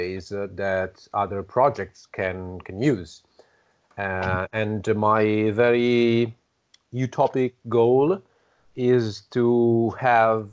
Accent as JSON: {"language": "English", "country": "Italy", "said": "I'm from Italy"}